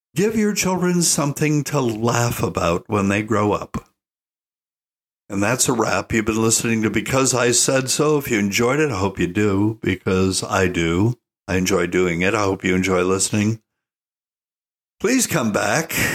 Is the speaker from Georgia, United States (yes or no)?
no; Asheville, North Carolina, United States; moved away; I was born in Asheville